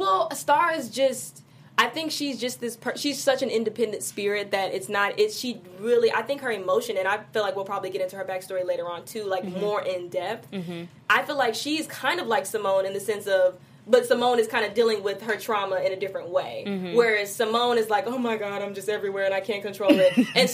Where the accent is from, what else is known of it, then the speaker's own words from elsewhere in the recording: Midwest, United States; People will be like, oh, well, you sound so country. Where are you from? And I'm like, no, I'm from the Midwest. Actually, I'm from the Midwest